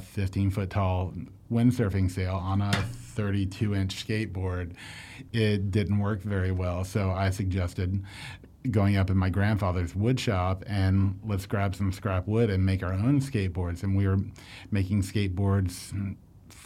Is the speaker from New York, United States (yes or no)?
no; Orlando, Florida, United States; I grew up in Orlando